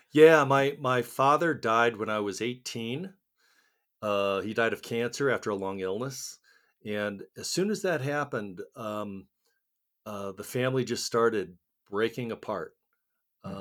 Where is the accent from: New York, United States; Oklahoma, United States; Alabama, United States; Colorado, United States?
Colorado, United States; Littleton; also born or lived in Seoul, Korea; I grew up in Littleton, Colorado